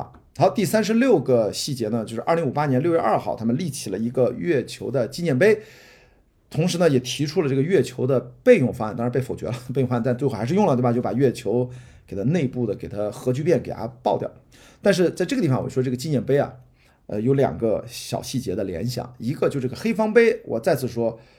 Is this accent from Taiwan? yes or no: no; northern China, China; 因为我也是个北方人